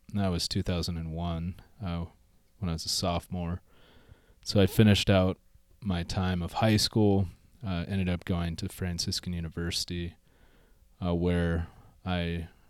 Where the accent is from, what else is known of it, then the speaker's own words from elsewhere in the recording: The Woodlands, Texas, United States; I grew up in the Woodlands, Texas, and was kind of a nominal Catholic in many ways.